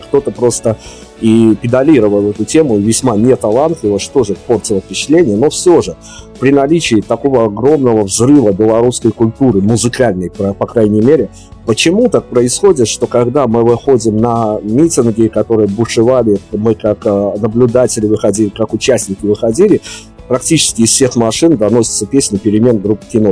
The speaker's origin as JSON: {"language": "Russian", "country": "Belarus", "said": "Мы, белорусы"}